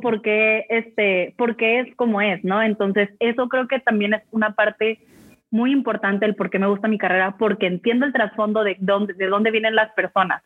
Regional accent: Mexico; como buen mexicano

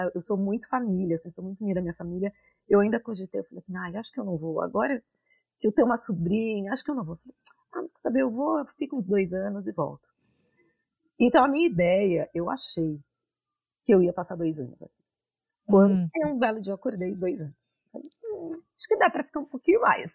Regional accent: Santos, São Paulo, Brazil; moved away as an adult; now in New York, United States; Eu sou de Santos

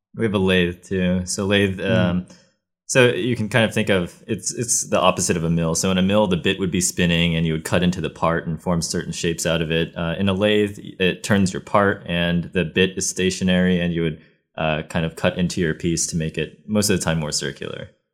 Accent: Ohio, United States; moved away as an adult; I come from Ohio, where it's not nearly as hot

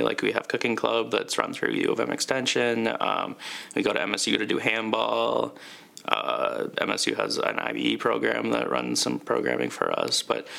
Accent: Mankato, Minnesota, United States; Yep, we're all from Mankato.

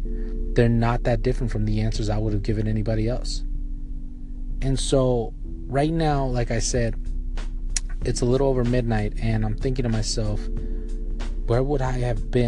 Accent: Palmdale, California, United States; I'm from Palmdale, California, so it's about an hour drive

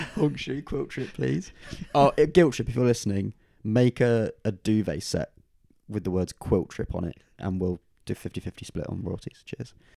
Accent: Oxford, South East England, United Kingdom; my hometown venue for a second, though. Uh, the downstairs room at the O two Aca-, Academy in Oxford

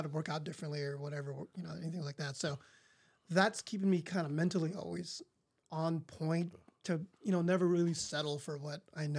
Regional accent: San Jose, California, United States; I grew up in East San Jose, 70s, 80s kid.

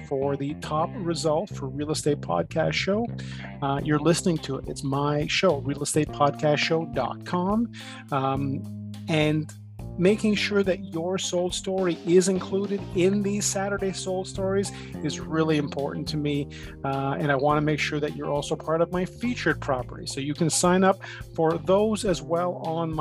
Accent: Toronto, Ontario, Canada; also born or lived in East York; now in Toronto, Canada; Having grown up in Scarborough, I was born in Scarborough, grew up there. I've since moved to the East York area

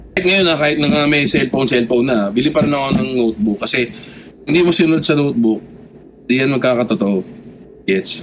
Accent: Las Piñas, Metro Manila, Philippines; Taga Las Piñas ako, yung time na yun

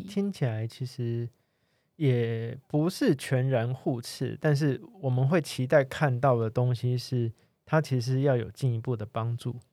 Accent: Kaohsiung, Taiwan; 我在对。高雄长大

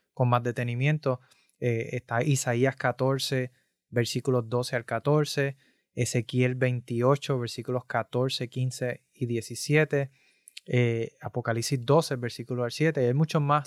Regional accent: Puerto Rico; yo soy de Puerto Rico

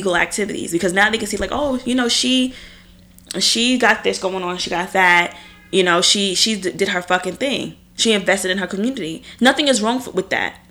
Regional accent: Long Island, New York, United States; I'm from Long Island

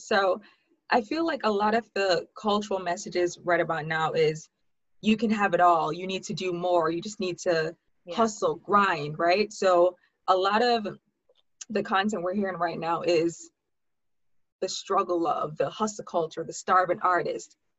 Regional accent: Jamaica; moved away as an adult; also born or lived in Hartford, Connecticut / New York; I was actually born in Hartford, Connecticut, but I lived in Jamaica for 16 years. Grew up there, went to high school there, and then moved back to New York for college

